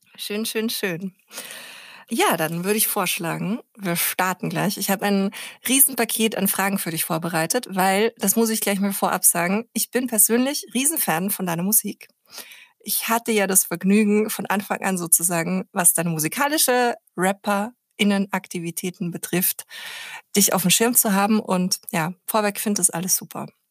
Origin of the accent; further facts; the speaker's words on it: Austria; moved away as an adult; now in Berlin, Germany; ich bin ja Österreicherin